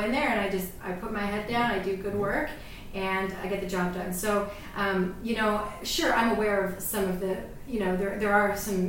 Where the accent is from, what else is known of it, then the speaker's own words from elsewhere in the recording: Canada; so I think that as a Canadian, there's a lot I can learn from the U.S.